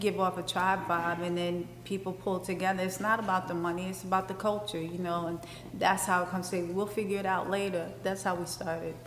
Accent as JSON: {"language": "English", "town": "New York City", "region": "New York", "country": "United States", "tie": "born or raised there", "said": "where I grew up in Bed Stuy, it was like the Iraq"}